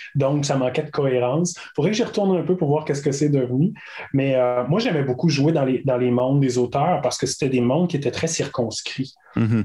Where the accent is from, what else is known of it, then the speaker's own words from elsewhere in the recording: Caplan, Gaspésie, Quebec, Canada; je viens de Capcha en Gaspésie, qui est un, petit village